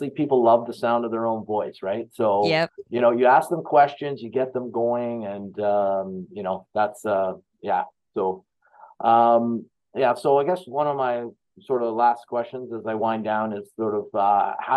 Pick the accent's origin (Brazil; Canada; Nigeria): Canada; I'm from Canada